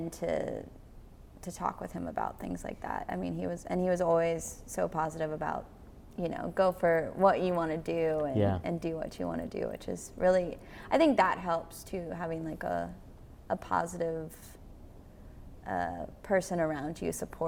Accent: Gettysburg, Pennsylvania, United States; now in Nashville, United States; the years that I was growing up there

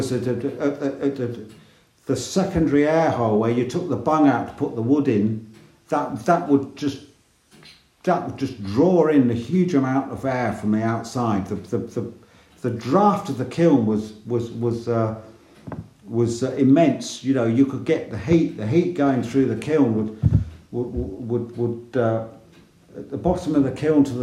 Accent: England, United Kingdom; I'm from England.

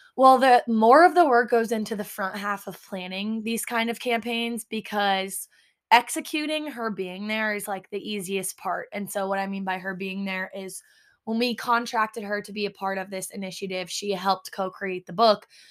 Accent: Altenburg, Missouri, United States; now in New York City, United States; I'm from Altenburg, Missouri

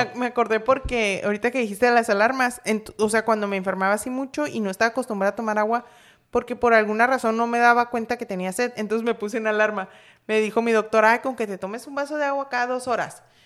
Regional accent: Los Mochis, Sinaloa, Mexico; moved away as an adult; yo me vine de, de, Sinaloa, pero yo soy de Los Mochis

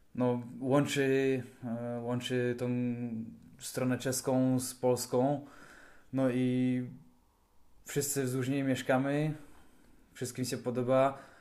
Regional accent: Karviná, Moravian-Silesian Region, Czechia; u nas w Karwinie

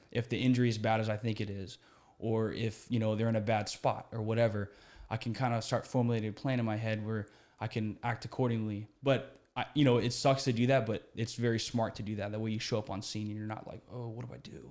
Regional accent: Houston, Texas, United States; moved away as an adult; I grew up here in Houston

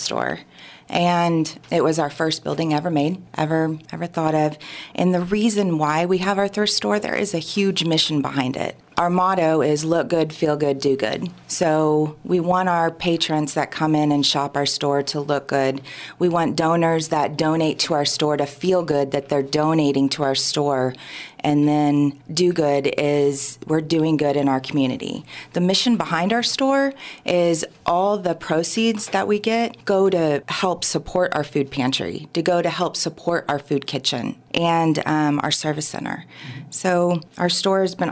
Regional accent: Warrensburg, Missouri, United States; moved away as an adult; now in Sedalia, United States; I'm from Warrensburg, as you asked me earlier. I grew up there, went to school there.

